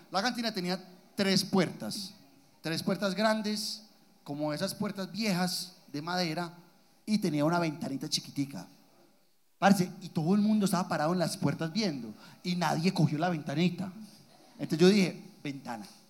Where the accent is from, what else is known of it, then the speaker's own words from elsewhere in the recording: Guatapé, Antioquia, Colombia; yo soy de Guatapé, el, pueblo más hermoso de Antioquia.